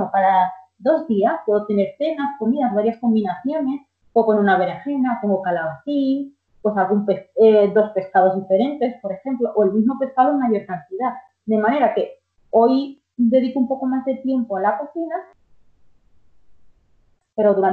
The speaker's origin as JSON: {"language": "Spanish", "country": "Dominican Republic", "said": "en nuestro caso, somos dominicanos, con alguna legumbre"}